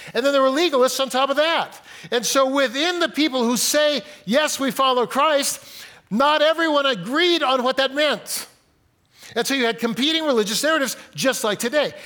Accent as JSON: {"language": "English", "town": "Fresno", "region": "California", "country": "United States", "tie": "born or raised there", "said": "I grew up in Fresno, got married in Fresno"}